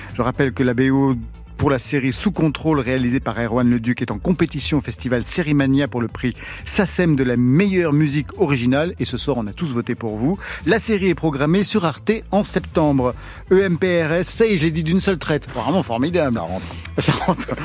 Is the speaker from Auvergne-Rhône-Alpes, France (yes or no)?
yes; Auvergne-Rhône-Alpes, France; je suis auvergnat et je danse pas à la bourrée